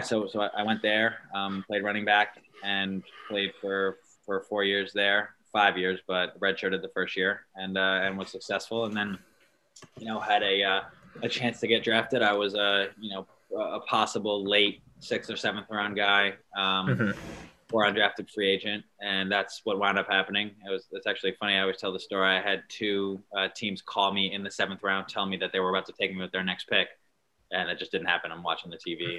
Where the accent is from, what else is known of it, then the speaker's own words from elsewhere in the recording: Long Island, New York, United States; I was from Long Island, which isn't a, a, big football area